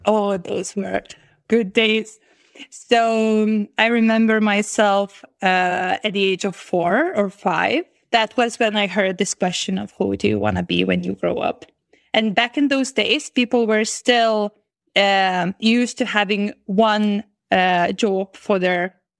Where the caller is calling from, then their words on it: Vilnius, Vilnius County, Lithuania; I'm currently calling from Vilnius, the capital of Lithuania.